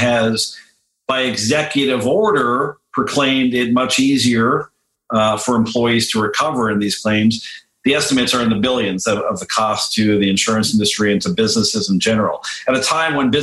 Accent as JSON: {"language": "English", "country": "Canada", "moved": "yes", "lives_now": "United States", "said": "up in my home country where you are"}